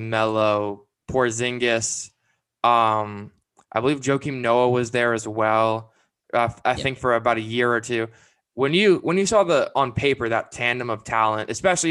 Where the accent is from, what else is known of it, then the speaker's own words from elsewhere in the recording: Vancouver, British Columbia, Canada; moved away as an adult; I'm from Canada. I lived in Vancouver until about 2014.